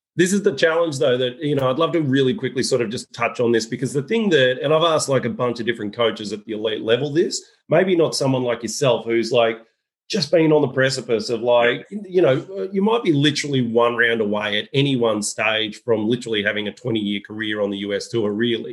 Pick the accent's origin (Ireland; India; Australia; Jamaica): Australia; As an Australian